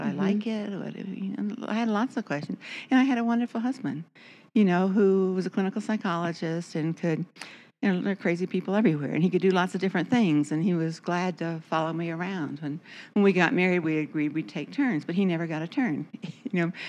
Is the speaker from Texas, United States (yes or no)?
yes; Texas, United States; So always hard to say where I'm from. I think of myself as being from Texas.